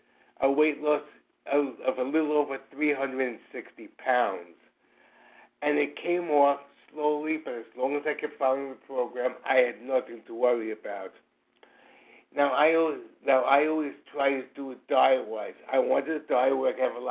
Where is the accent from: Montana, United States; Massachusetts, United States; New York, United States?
New York, United States; New York City; I'm from New York City